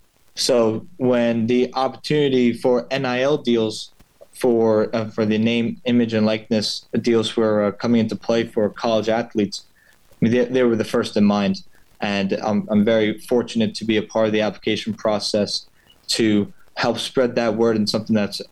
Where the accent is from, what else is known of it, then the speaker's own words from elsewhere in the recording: Dix Hills, New York, United States; also born or lived in West Point; I'm from Long Island. I'm from Dix Hills.